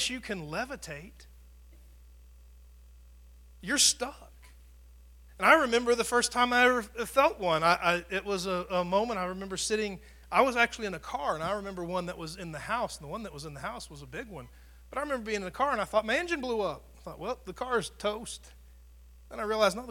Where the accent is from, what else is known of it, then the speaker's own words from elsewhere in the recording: Tornado Alley, United States; I grew up in Tornado Alley